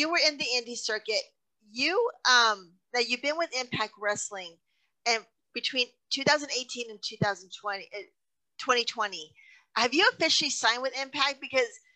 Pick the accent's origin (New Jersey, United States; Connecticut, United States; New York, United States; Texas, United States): Texas, United States; I move back and forth out of Texas, and I always come back to Texas because there's nothing like being home for Texas.